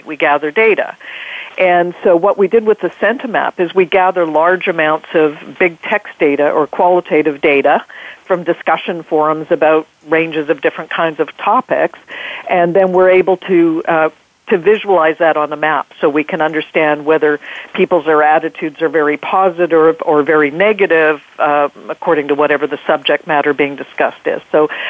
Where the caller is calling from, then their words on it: Vancouver, British Columbia, Canada; I'm calling from beautiful British Columbia, Vancouver